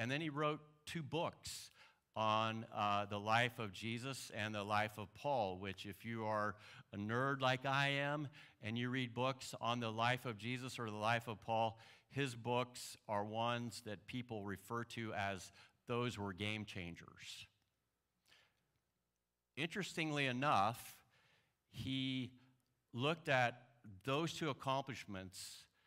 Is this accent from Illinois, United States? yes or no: yes; Illinois, United States; I'm from Illinois